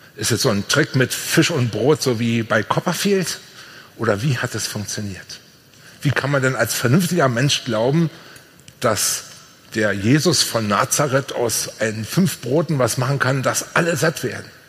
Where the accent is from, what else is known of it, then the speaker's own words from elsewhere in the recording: Brandenburg, Germany; Bei uns in Brandenburg